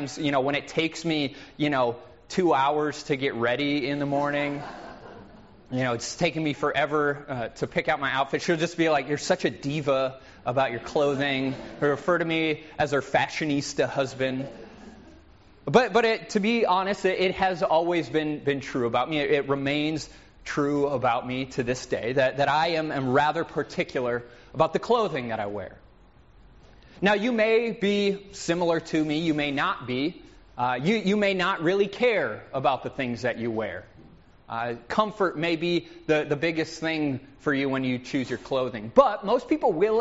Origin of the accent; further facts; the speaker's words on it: Minnesota, United States; I'm from Minnesota, where we understate everything and it drives my wife insane